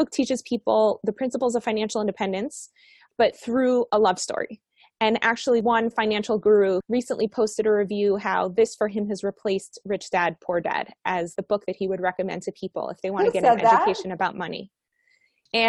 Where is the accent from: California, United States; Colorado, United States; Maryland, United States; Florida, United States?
Florida, United States; Miami; moved away as an adult; also born or lived in Colombia; now in Israel; I grew up in Miami.